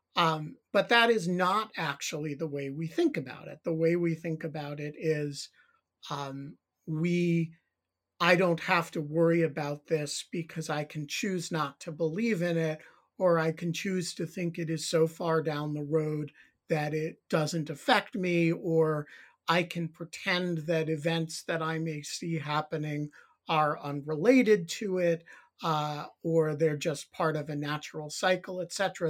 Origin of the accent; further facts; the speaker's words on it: New York City, New York, United States; I grew up in the New York City area